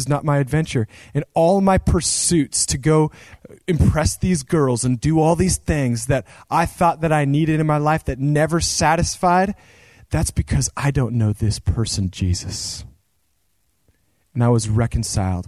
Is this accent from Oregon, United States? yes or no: yes; Central Oregon, United States; there was this ministry where I grew up in Central Oregon.